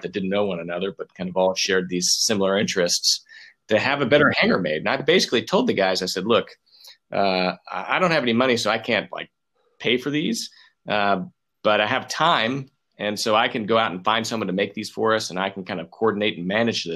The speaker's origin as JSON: {"language": "English", "region": "Texas", "country": "United States", "tie": "born or raised there", "said": "I grew up in Texas. I'm from Texas"}